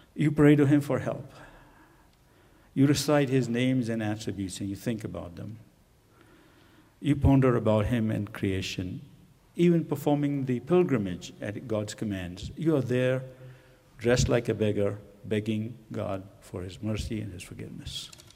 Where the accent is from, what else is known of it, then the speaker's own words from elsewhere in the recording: Pakistan; moved away as an adult; also born or lived in India / England; now in United States; I was born in India, and my pa parents migrated to Pakistan right after the partition of India into uh, India and Pakistan. So I grew up in Pakistan